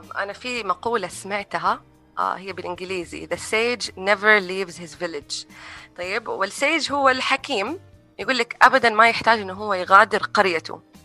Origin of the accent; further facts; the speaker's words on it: Saudi Arabia; moved away; also born or lived in United States; تجربتي في طفولتي هنا في السعوديه